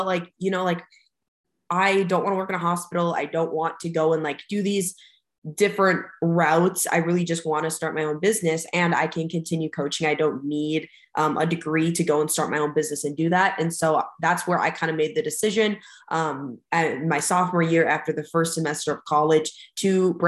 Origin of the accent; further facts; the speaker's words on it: United States; I stayed local in my hometown. I was from like the Fargo-Moorhead area